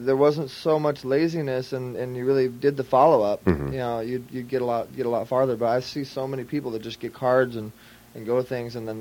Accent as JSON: {"language": "English", "area": "Orange County", "region": "California", "country": "United States", "moved": "as an adult", "lives_now": "Los Angeles, United States", "said": "Orange County, the Citrus District, big OC"}